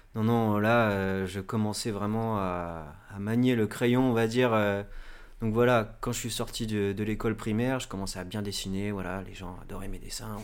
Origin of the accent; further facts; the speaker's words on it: Normandy, France; je suis originaire de Normandie